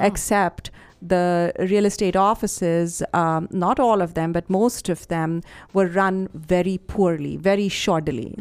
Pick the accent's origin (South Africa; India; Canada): India; Chandigarh; moved away as an adult; also born or lived in Patiala, Punjab / Delhi; I grew up in Chandigarh